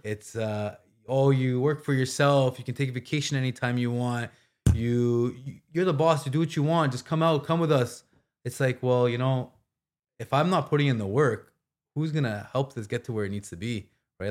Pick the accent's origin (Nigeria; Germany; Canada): Canada; Ottawa, Ontario; also born or lived in Toronto / Scotland; Ottawa, my hometown, all my friends and family.